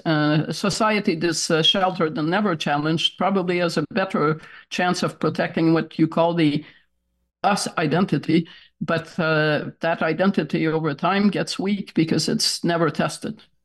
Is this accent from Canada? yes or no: yes; Toronto, Ontario, Canada; now in Montreal, Canada; I was raised in Toronto